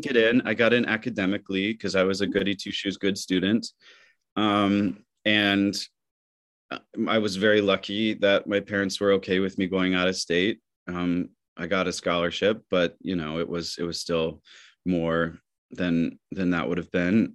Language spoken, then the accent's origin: English; Michigan, United States; moved away; growing up in Michigan